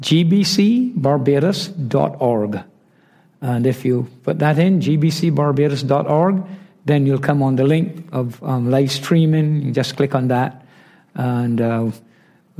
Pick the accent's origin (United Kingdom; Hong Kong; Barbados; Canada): Barbados; I'm from Barbados